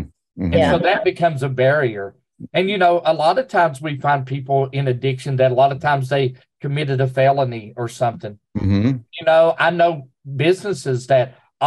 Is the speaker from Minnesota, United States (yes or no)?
no; Southern West Virginia, United States; moved away; also born or lived in Oceana, West Virginia; I come from Southern West Virginia in the coal fields